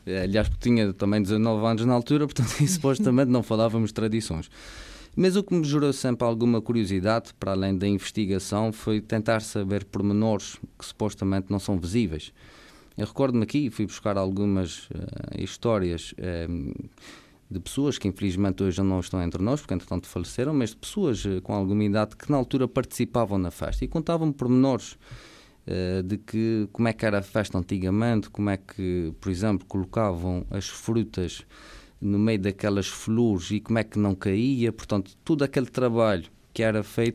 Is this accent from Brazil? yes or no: no; Ribeira Grande, Azores, Portugal; sou natural da Ribeira Seca, do Conselho da Ribeira Grande